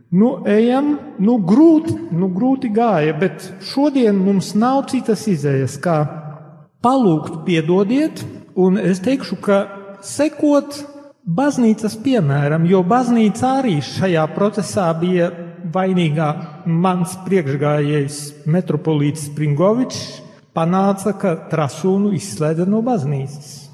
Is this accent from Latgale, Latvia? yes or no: yes; Latgale, Latvia; Un, diemžēl mūsu brāļi latgalieši, jeb es varu teikt, kā latgalietis, tad esmu ievainots.